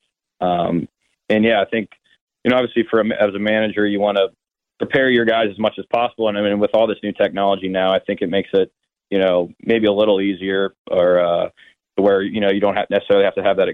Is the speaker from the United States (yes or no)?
yes; Cincinnati, Ohio, United States; moved away; also born or lived in Arkansas; I was drafted by the, my hometown team